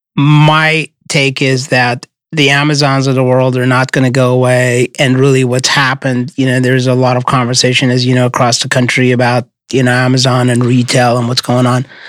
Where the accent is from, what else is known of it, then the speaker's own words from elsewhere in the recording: Midwest, United States; I grew up in the Midwest and football is a religion